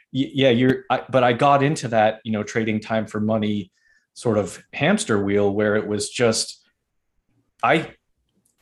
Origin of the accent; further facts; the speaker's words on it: Northeast, United States; I'm from the Northeast